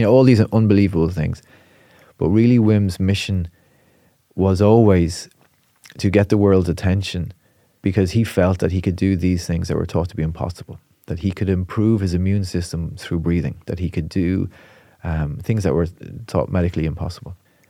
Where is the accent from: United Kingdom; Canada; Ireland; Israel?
Ireland; Portmarnock, Leinster; But I'm from Portmarnock, you know, so as a teenager, we'd be jumping in the sea.